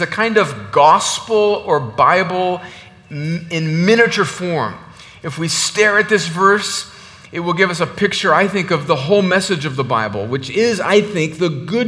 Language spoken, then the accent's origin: English; the Mexican border in California, United States; now in Georgia, United States; I'm originally from the Mexican border in California